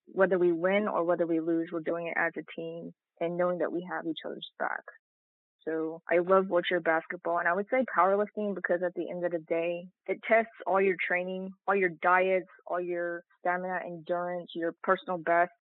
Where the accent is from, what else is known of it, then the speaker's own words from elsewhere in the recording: Stockbridge, Georgia, United States; also born or lived in South Korea; I was originally born in South Korea. I spent a great deal of my childhood growing up in Stockbridge, Georgia